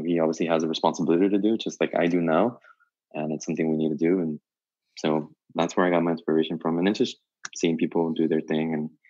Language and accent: English; Los Angeles, California, United States; I grew up in Southeast LA.